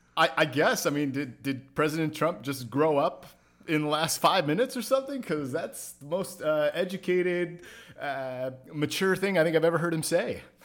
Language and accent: English; California, United States; Somewhere in California.